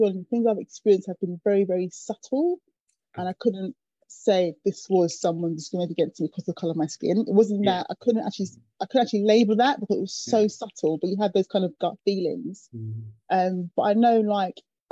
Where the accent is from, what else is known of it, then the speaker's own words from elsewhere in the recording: London, United Kingdom; I grew up in Acton, West London